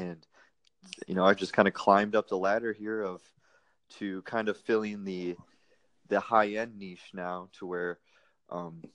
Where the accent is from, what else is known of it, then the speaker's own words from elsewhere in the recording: Wisconsin, United States; moved away as an adult; also born or lived in Fort Hood, Texas; now in Austin, United States; I'm originally from Wisconsin, a small town in Wisconsin